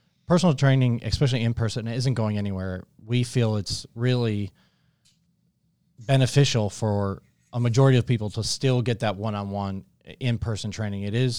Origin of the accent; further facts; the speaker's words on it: Syracuse, New York, United States; It's kind of tough to leave New York. I'm from Syracuse originally, so I understand.